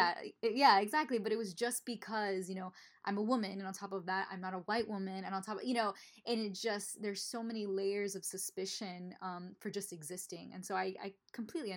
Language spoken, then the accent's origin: English; Miami, Florida, United States; moved away; also born or lived in the South; I grew up in Miami, which is all Latino, all Cuban. And then I moved to the South, very white area.